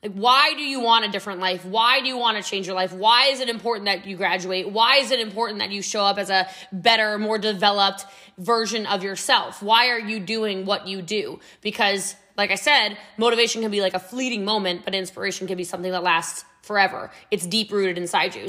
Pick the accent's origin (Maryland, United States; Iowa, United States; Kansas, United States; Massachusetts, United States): Maryland, United States; Middletown; also born or lived in New York; now in Texas, United States; I'm actually from Frederick County, Maryland, but I'm from Middletown before it was Middletown now